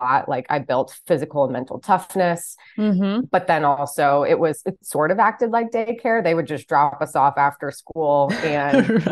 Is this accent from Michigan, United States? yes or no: no; New Jersey, United States; moved away as an adult; I grew up about 50 minutes west of New York City in a suburb of New Jersey